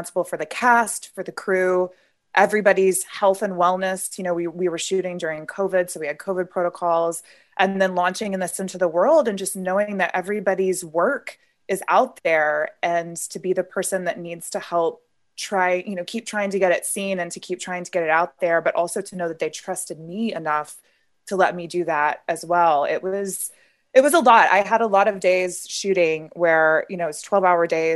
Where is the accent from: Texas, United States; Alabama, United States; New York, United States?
Alabama, United States; Birmingham; my hometown, Birmingham, Alabama.